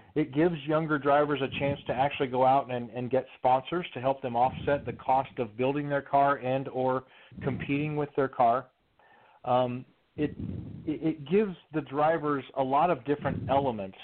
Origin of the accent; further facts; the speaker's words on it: Midwest, United States; Growing up, I grew up in the Midwest